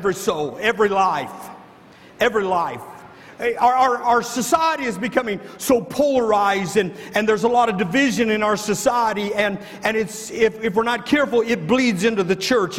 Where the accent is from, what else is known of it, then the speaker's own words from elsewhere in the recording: the North, United States; moved away; I grew up in the North. I don't understand a lot of this Southern segregation and stuff.